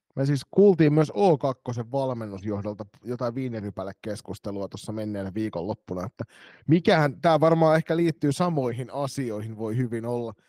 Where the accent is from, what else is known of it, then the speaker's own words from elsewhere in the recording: Kotka, Kymenlaakso, Finland; now in Turku, Finland; mun kotikaupungissa ne oli niitä sisäänpäin kääntyneitä kotkalaisia